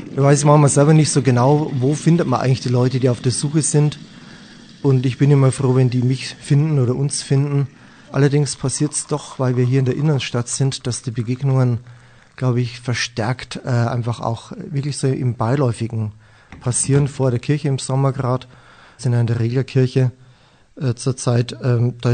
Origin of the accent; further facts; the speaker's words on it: Weiden, Bavaria, Germany; Weiden bezeichne ich gerne als meine Heimatstadt. Dort habe ich lange Zeit im Internat gelebt.